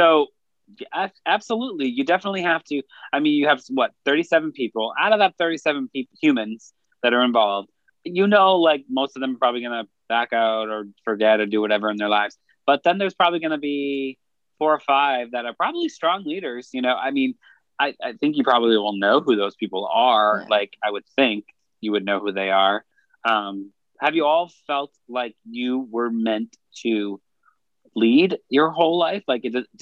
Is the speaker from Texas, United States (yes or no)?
no; Worcester, Massachusetts, United States; I grew up in Worcester, Massachusetts, and they fly a rainbow flag 365.